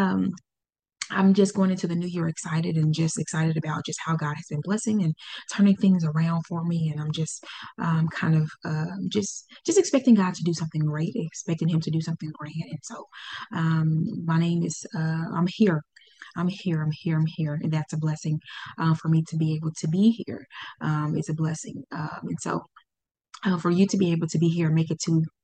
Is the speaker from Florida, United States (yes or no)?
no; Pine Bluff, Arkansas, United States; Pine Bluff, Arkansas. That's where my hometown is